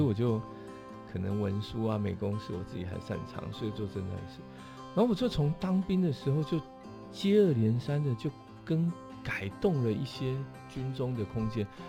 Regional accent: Taoyuan, Taiwan; 我在龙岗长大，然后所以在眷村，眷村旁，眷村的，眷村旁边

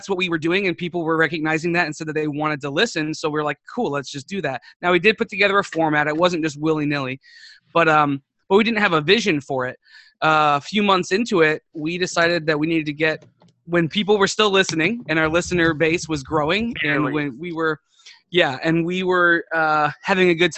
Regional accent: Florida, United States; moved away as an adult; also born or lived in Ohio; now in San Antonio, United States; I grew up in Florida

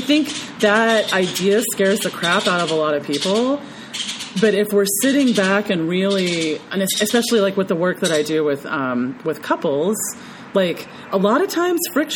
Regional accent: the South, United States; also born or lived in Memphis, Tennessee; growing up in the South

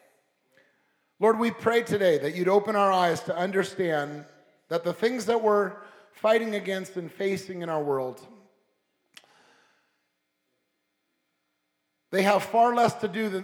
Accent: Long Beach, California, United States; also born or lived in La Puente, California; I was raised in Southern California, and I was raised as a kid in Long Beach, and I went to high school in the city of La Puente

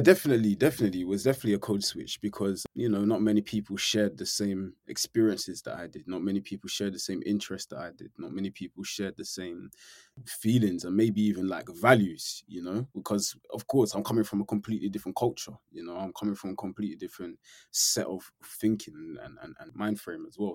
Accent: London, United Kingdom; born or raised there; now in Norfolk, United Kingdom

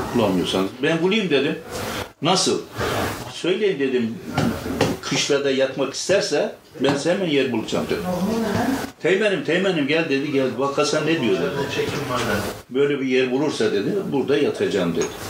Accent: Kılıçkaya, Artvin, Turkey; now in Istanbul, Turkey; memleketimiz Artvin. Artvin, Yusufeli. Yusufeli'nin Kılıçkaya diye bir kazası var. Eski ismi Ersiz, sonra Kılıçkaya yapmışlar. Kılıçkaya'da doğduk, orada büyüdük.

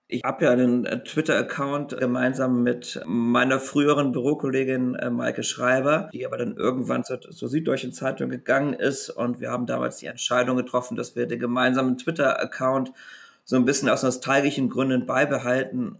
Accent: Rhineland, Germany; ich als Rheinländer natürlich auch katholisch bin

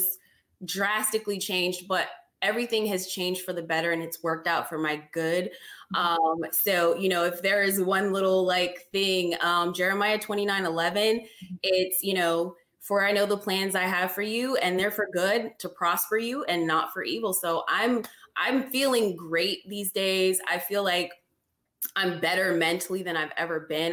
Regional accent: California, United States; moved away; I grew up initially in California, and my neighborhood was Mexican.

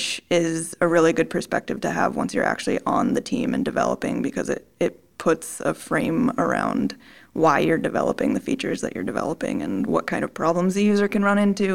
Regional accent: Maryland, United States; moved away as an adult; also born or lived in Tennessee; now in California, United States; I'm from the East Coast. I'm from Maryland.

